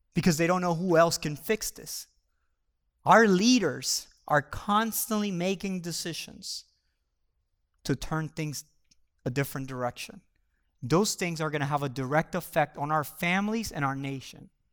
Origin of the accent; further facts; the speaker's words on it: Puerto Rico; moved away; I grew up in Puerto Rico